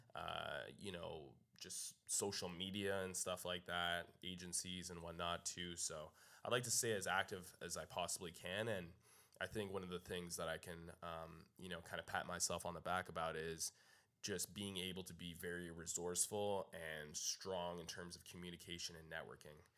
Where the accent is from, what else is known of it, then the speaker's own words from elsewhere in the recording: Canada; moved away as an adult; now in Los Angeles, United States; I'm from Canada